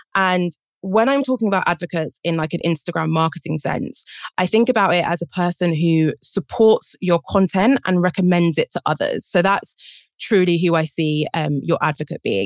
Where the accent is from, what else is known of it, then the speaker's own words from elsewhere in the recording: England, United Kingdom; accent: British; I'm from Britain, as I'm sure you can guess from my accent.